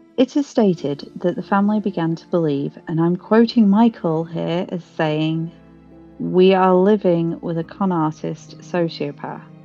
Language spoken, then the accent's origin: English; United Kingdom; we're British.